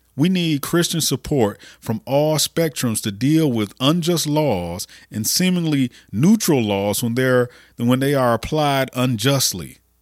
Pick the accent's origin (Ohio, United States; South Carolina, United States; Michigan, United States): Michigan, United States; Flint; the poisoning of my hometown